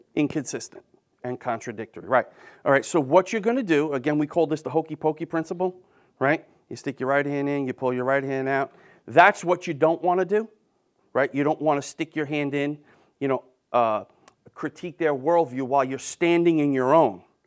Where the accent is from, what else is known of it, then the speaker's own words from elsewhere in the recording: New York, United States; I'm from New York.